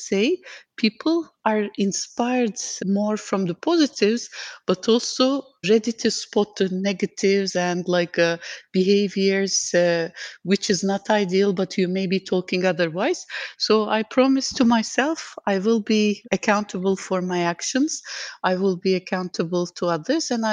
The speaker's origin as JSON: {"language": "English", "country": "Turkey", "moved": "as an adult", "lives_now": "Dubai, United Arab Emirates", "said": "I have been based in Dubai for last 14 years, but I'm originally from Turkey"}